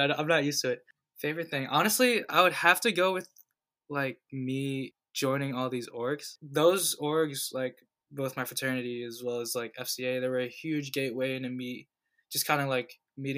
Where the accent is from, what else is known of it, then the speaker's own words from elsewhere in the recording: Virginia Beach, Virginia, United States; also born or lived in New Jersey; I was born in New Jersey, but I was actually raised in Virginia Beach